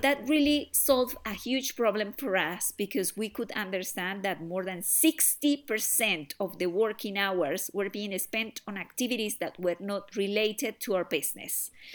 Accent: Colombia; now in United Kingdom; I am originally from Colombia

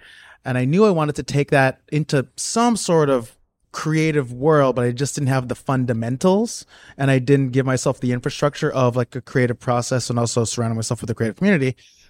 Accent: South Orange, New Jersey, United States; now in New York City, United States; So I grew up in South Orange, New Jersey.

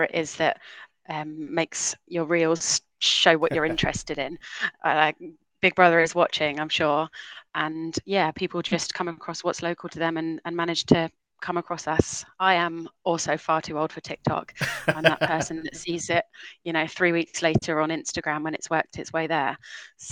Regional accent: Portsmouth, South East England, United Kingdom; moved away as an adult; also born or lived in Hull

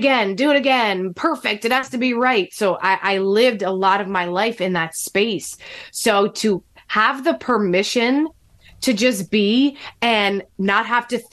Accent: New Jersey, United States; born or raised there

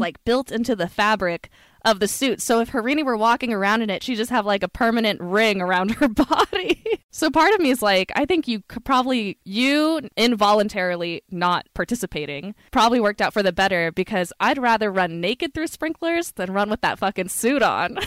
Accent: Sacramento, California, United States; I grew up in Sacramento, which is, like, very inland.

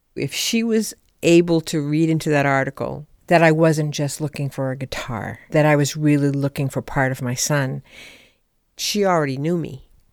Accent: Ipswich, Massachusetts, United States; I come from Ipswich, Massachusetts.

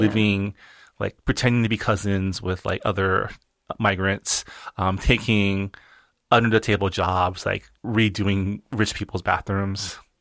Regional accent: California, United States; also born or lived in Washington, D.C.; I still feel, like, more Californian than East Coast

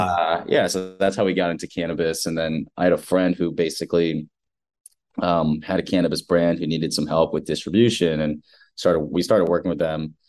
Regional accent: United States; I was born and raised in America, like first generation

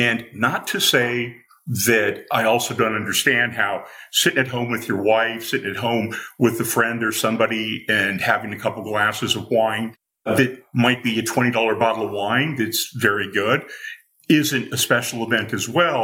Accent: Newport Beach, California, United States; I grew up in Southern California, and as a kid in the Newport Beach area

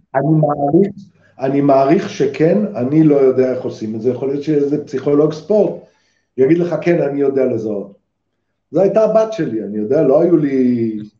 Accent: Israel; אני ישראלי

